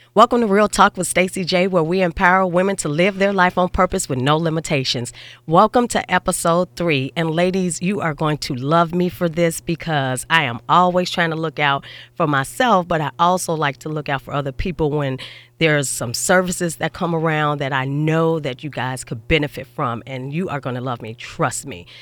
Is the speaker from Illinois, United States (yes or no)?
yes; Chicago, Illinois, United States; I'm from Chicago